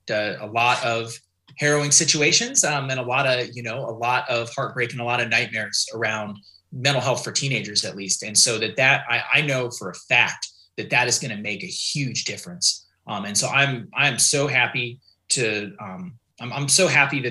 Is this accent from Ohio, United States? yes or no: yes; Canton, Ohio, United States; also born or lived in Eugene, Oregon; now in Springfield, United States; I grew up in Canton, Ohio, a city of 75,000 people